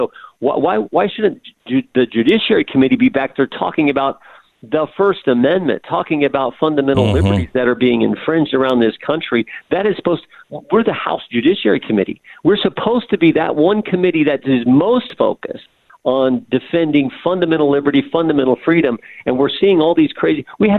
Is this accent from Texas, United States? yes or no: no; Ohio, United States; I'm from West Central Ohio. West Central Ohio is not New York City. West Central Ohio is not even Columbus, Ohio.